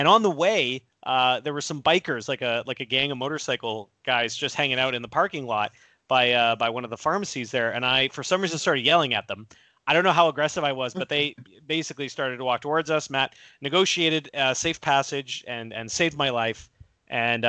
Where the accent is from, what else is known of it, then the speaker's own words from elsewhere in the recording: Victoria, British Columbia, Canada; also born or lived in Dartmouth, Nova Scotia, Canada; We moved out to the West Coast.